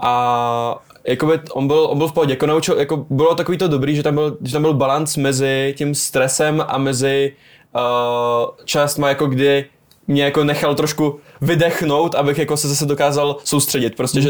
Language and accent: Czech; Brno, South Moravian Region, Czechia; ofiko v Brně, narodil jsem se v Brně a pořád jsem v Brně